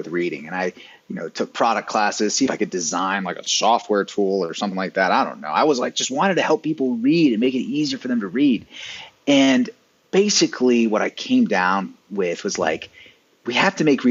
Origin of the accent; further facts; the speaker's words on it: the South, Appalachia, United States; moved away as an adult; also born or lived in Silicon Valley; I'm from the South, I'm from, you know, Appalachia.